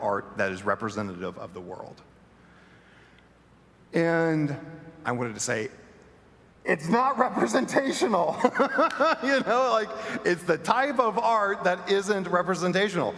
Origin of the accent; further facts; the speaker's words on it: Bentonville, Arkansas, United States; moved away; My hometown is Bentonville, Arkansas